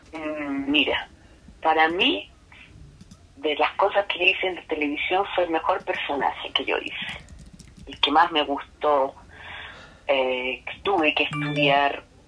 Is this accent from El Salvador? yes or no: no; Chile; moved away; also born or lived in Venezuela; Uno aprende ya como chileno a hablar en voz alta